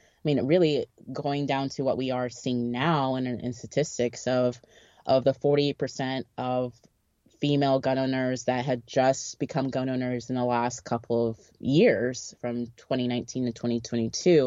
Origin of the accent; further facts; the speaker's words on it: Texas, United States; my parents are African and they're not African American, or, we're from Texas